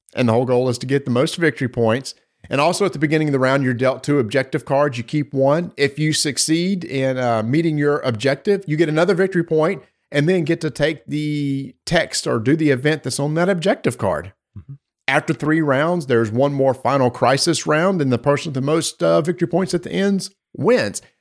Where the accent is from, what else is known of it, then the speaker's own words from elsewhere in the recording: North Carolina, United States; I'm from North Carolina.